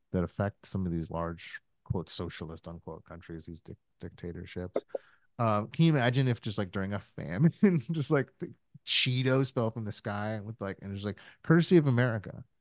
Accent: United States; I'm still an American

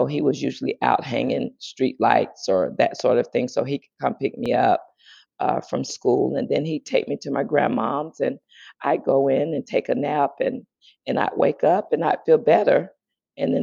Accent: Greenville, South Carolina, United States; born or raised there; moved away; also born or lived in San Diego

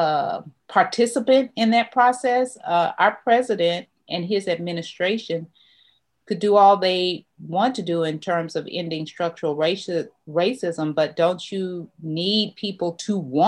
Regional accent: Texas, United States; I'm a Texan

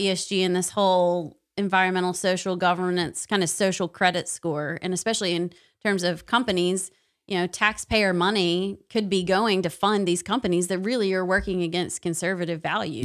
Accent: Knoxville, Tennessee, United States; I'm from Knoxville

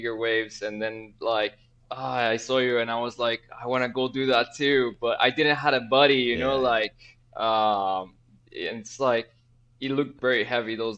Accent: Guatemala; I am from Guatemala originally.

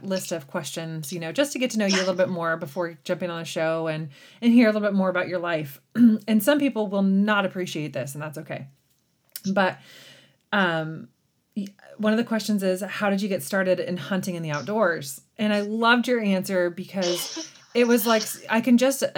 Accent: small town near Eugene, Oregon, United States; I honestly live in my hometown. I'm, you know, just a couple driveways down from my folks where I grew up

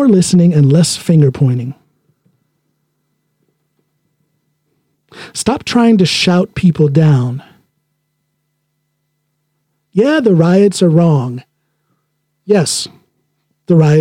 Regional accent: Akron, Ohio, United States; I was born in Akron, Ohio. And when I was 7 years old, we moved out of there and out into the countryside, so to speak.

